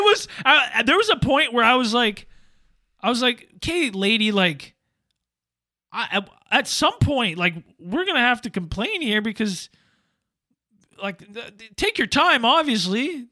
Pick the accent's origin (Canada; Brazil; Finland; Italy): Canada; I'm Canadian.